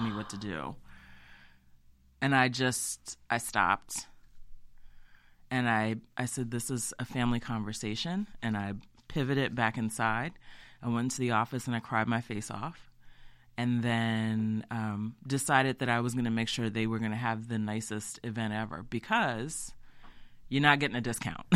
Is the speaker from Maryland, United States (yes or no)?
yes; Easton, Maryland, United States; also born or lived in Salisbury, Maryland / Baltimore, Maryland; my family's from there. I'm from there. I grew up in Easton